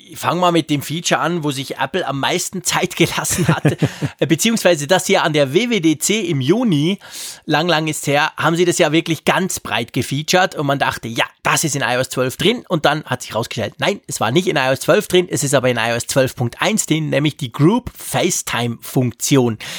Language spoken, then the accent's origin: German; Switzerland; als Schweizer